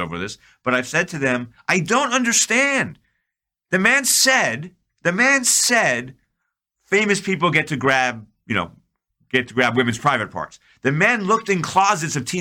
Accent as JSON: {"language": "English", "region": "New York", "country": "United States", "said": "I'm from New York."}